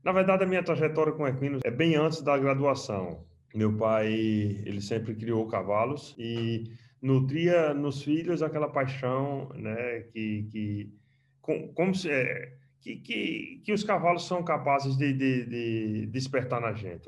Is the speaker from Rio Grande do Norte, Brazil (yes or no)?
yes; Mossoró, Rio Grande do Norte, Brazil; moved away as an adult; also born or lived in Caruaru / Sobral; now in Qatar; Sou de Mossoró, terminei minha graduação lá e comecei a trabalhar lá a campo